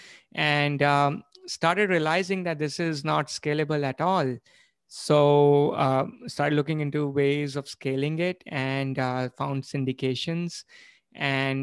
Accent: India; moved away as an adult; now in United States; I was born and brought up in India. I came here in 2003

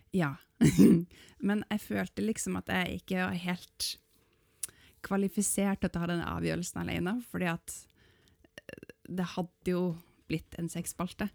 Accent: Northern Norway, Norway; jeg er nordlending

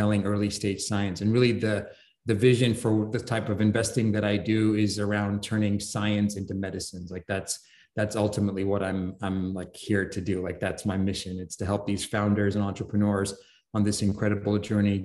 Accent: London, United Kingdom; moved away; I grew up in London

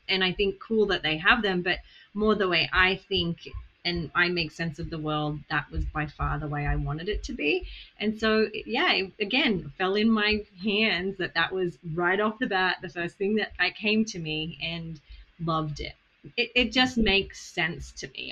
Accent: Australia; accent: Australian; moved away; I came from Australia. My accent is Australian.

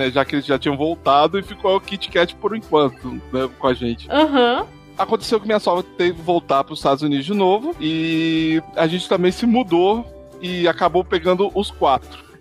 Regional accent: Espírito Santo, Brazil; Eu não, sou do Espírito Santo.

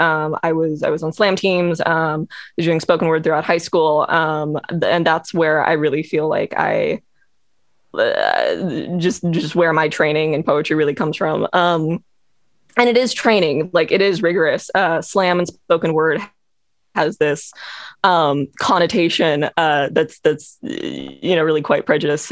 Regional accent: Los Angeles, California, United States; I'm from Los Angeles

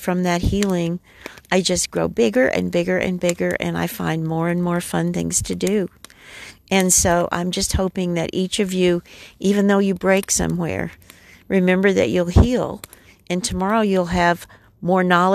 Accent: New Mexico, United States; now in North Carolina, United States; I'm originally from New Mexico, and now I live in North Carolina.

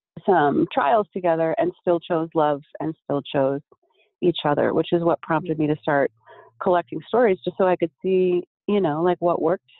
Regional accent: Minneapolis, Minnesota, United States; now in Las Vegas, United States; I'm from Minneapolis originally

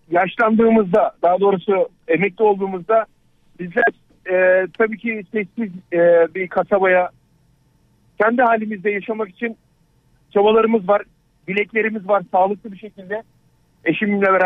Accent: Turkey; now in Europe; ben Avrupa'da yaşıyorum. Türk'üm öz, hakiki Türk. e, ee, 27 senedir Avrupa'da yaşıyorum

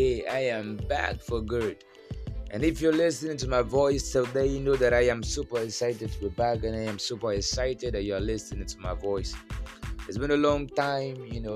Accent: Nigeria; I'm a Nigerian

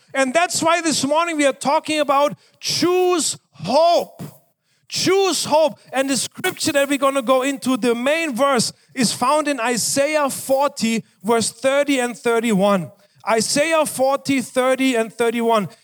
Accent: Germany; moved away; I was growing up in Germany

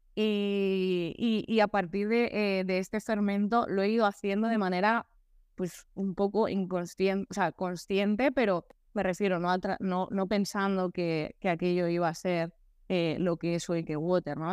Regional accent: Altea, Valencian Community, Spain; en Altea, mi pueblo, un pueblo muy bonito

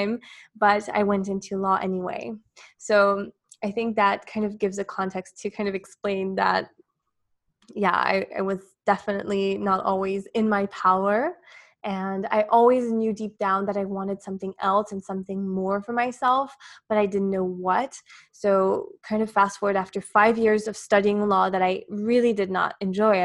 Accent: Switzerland; moved away as an adult; now in Dubai, United Arab Emirates; I'm from Switzerland. So I grew up most of my life there, and I'm now based in Dubai

